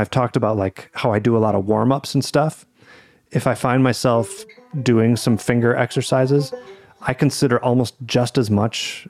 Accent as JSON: {"language": "English", "country": "United States", "said": "I'm an American"}